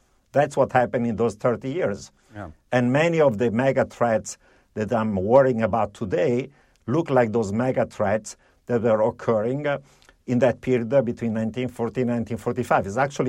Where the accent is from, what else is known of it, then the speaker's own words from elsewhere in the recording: Italy; also born or lived in Europe; First of all, I grew up in Italy and Europe, where in the 1970s there was actually a period of severe economic malaise, high inflation, double digits, and severe recession, stagflation.